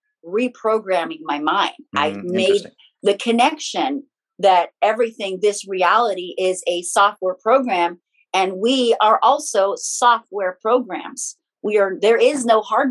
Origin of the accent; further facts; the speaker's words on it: Philippines; moved away; I'm born and raised in the Philippines